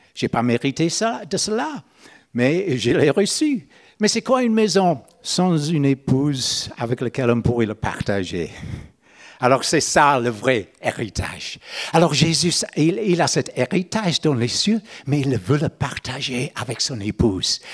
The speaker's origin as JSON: {"language": "French", "region": "Northern Ireland", "country": "United Kingdom", "tie": "born or raised there", "second_language": "French", "moved": "as an adult", "said": "Moi, je suis né en Irlande du Nord. Mais à l'âge de 30 ans, j'ai changé de juridiction. J'ai allé dans la République de l'Irlande"}